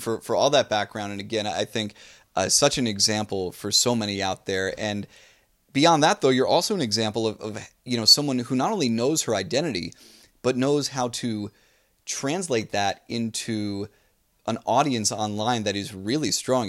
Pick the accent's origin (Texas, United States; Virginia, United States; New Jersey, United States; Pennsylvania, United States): New Jersey, United States; moved away; I grew up in New Jersey